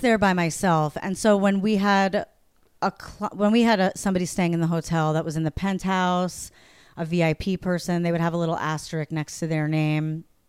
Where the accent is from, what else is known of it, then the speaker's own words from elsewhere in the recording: New York, United States; I'm from New York